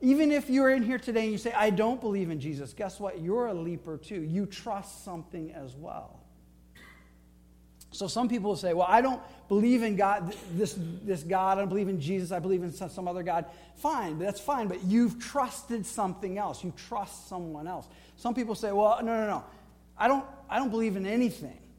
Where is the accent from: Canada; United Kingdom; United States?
United States; Flint, Michigan; I grew up in Flint, Michigan